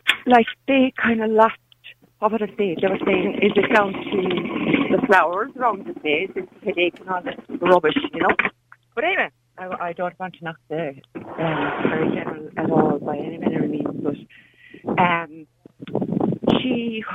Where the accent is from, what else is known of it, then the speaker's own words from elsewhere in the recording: Munster, Ireland; now in Washington, United States; I'm from County Kerry originally, but I'm living in Washington at the moment